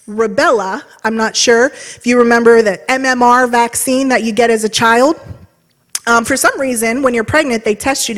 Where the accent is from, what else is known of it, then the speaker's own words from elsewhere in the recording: Trumbull County, Ohio, United States; I grew up here in Trumbull County